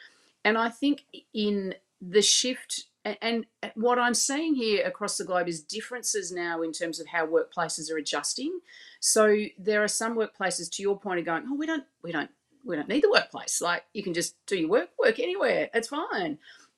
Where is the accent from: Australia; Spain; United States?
Australia; so I obviously my accent shows that I'm from Australia. I live in Melbourne